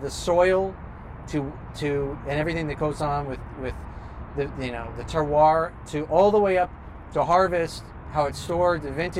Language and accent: English; just outside Seattle, Washington, United States; I was born just outside Seattle. Sean Kemp was my everything growing up.